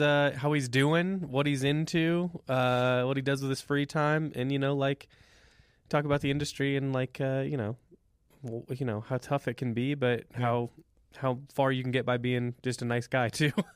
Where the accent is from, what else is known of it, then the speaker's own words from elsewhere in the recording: Midwest, United States; now in Boulder, United States; we're from like the Midwest, you know, and like 90s Midwest